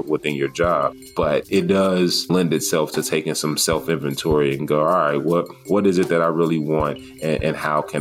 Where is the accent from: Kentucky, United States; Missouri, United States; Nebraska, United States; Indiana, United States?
Indiana, United States; Gary; moved away as an adult; also born or lived in Sacramento / Iowa; now in Des Moines, United States; born and raised in Gary, Indiana